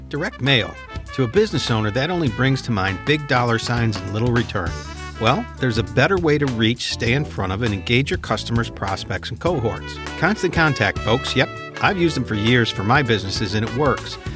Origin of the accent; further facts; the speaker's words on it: Chicago, Illinois, United States; growing up in Chicago in the early seventies